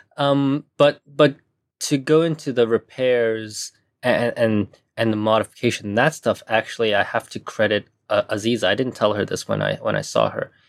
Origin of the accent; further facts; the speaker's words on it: Hong Kong; also born or lived in Taiwan / United States / Japan; now in Tokyo, Japan; I was born in Taiwan, but I was raised in Hong Kong.